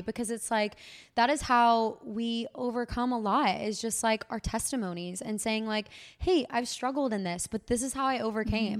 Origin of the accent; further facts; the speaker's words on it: Waco, Texas, United States; in my hometown